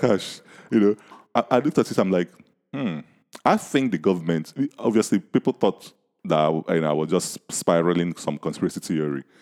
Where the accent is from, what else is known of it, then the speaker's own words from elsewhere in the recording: Nigeria; accent: Nigerian; my Nigerian accent